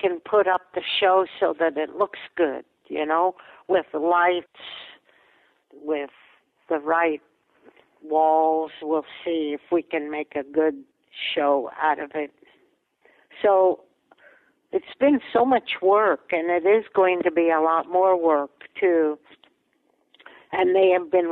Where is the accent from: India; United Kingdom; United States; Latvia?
Latvia; first language Latvian; English is a second language; moved away; it was a place where I was born